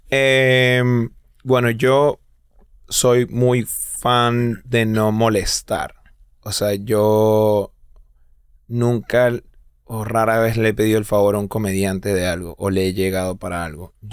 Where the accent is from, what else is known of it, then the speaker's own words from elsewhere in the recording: Venezuela; Cultural es como que, sí, soy venezolano, pero soy como gringa, o sea.